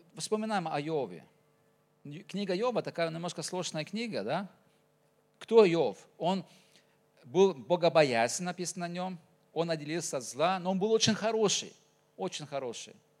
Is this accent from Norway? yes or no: yes; Norway; accent: Norwegian pronunciation; Russian is a second language; now in Tuva, Russia; Родился в Норвегии, а так-то уже, э, уже так живу и в Туве